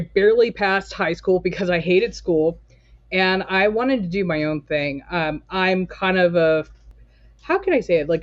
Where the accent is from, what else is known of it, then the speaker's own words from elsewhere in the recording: Torrance, California, United States; moved away as an adult; also born or lived in Portland, Oregon; now in Hillsboro, United States; I was born and raised in Torrance, California